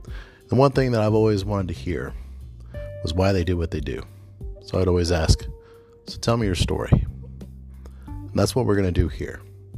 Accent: St. Louis, Missouri, United States; now in Northern Kentucky, United States; I'm a chiropractor in the Northern Kentucky area. Now, I'm a transplant to Northern Kentucky because I'm originally from St. Louis

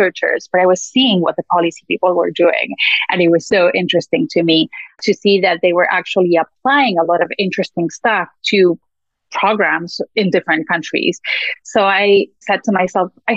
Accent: Argentina; moved away as an adult; also born or lived in United States; I'm originally from Argentina and I came to the US to do a PhD in economics

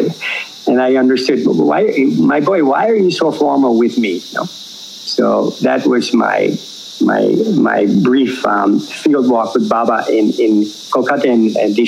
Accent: Canada; first language English; moved away as an adult; I went home. And when I went home for some legal work in Canada

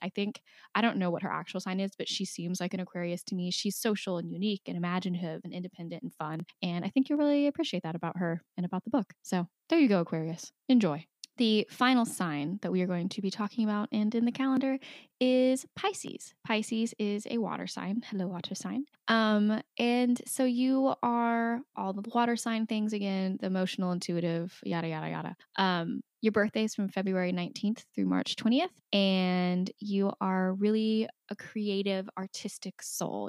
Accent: United States; as an American

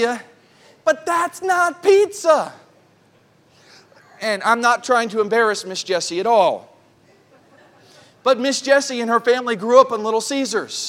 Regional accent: New York City, New York, United States; also born or lived in Oklahoma; now in Riverhead, United States; I grew up in New York City

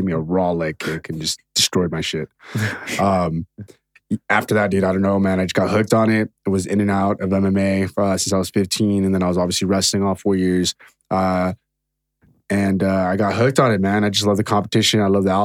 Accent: Torrance, California, United States; I'm from South Torrance

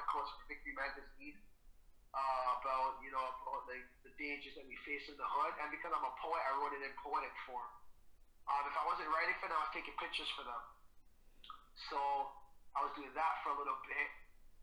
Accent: Toronto, Ontario, Canada; So I'm from Jada Finch originally. I lived there for over 20 years.

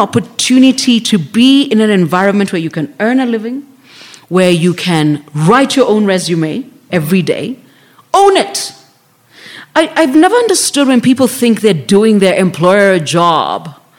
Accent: Nairobi, Kenya; Yeah, so I was like, I'm from South B.

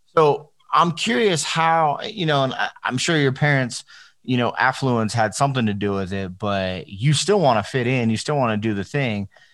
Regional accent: Las Vegas, Nevada, United States; I grew up, so I grew up in Las Vegas, but I grew up in in the hood part of Las Vegas.

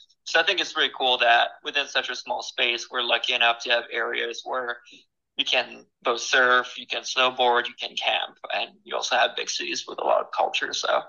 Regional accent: Paris, Île-de-France, France; moved away; also born or lived in Brittany; I grew up in Paris

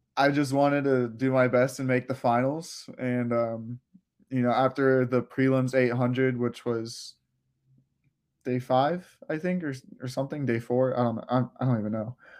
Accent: Clearwater, Florida, United States; also born or lived in Gainesville, Florida; I lived in Florida my whole life, uh, I was born around the Tampa area in Clearwater

